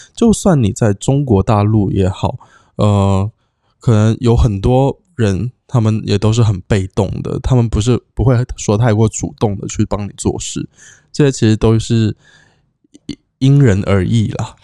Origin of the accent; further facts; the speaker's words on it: Cambodia; 我在这里长大